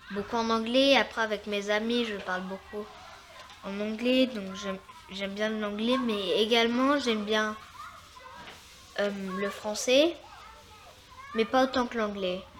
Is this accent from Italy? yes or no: yes; Italy; now in New York, United States; ma préférence est vraiment l'italien parce que je suis originaire d'Italie.